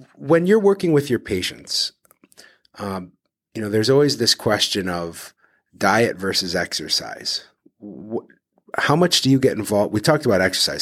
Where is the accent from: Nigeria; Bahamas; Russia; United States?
United States; Detroit, Michigan; now in Cleveland, United States; I'm from Detroit originally